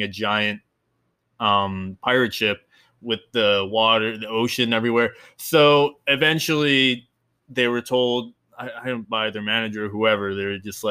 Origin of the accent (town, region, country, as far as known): New Jersey, United States; moved away as an adult; now in Florida, United States